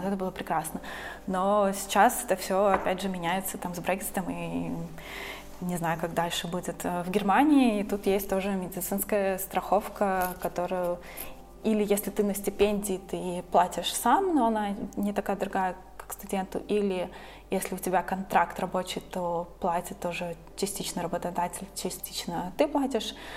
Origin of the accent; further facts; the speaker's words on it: Riga, Latvia; moved away as an adult; also born or lived in Scotland; now in Berlin, Germany; вообще из Латвии, я из Риги, и как-то в старшей школе я училась